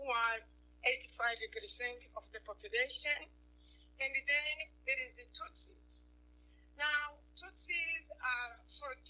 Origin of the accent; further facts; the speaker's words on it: Rwanda; I am from Rwanda